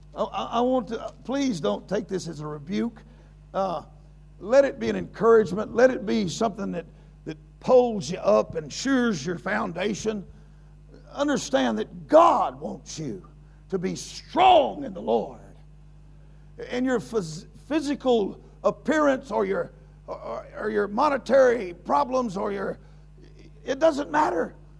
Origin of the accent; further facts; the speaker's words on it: United States; I'm an American.